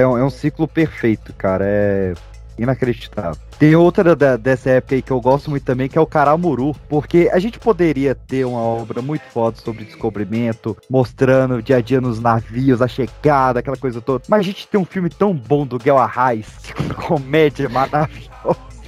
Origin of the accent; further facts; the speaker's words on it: Brazil; Nós somos brasileiros